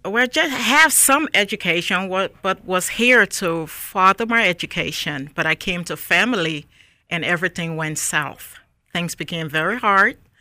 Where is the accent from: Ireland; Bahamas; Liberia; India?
Liberia; Monrovia, Montserrado; moved away as an adult; also born or lived in Newark, New Jersey; now in Raleigh, United States; I was born and raised in Monrovia, Liberia.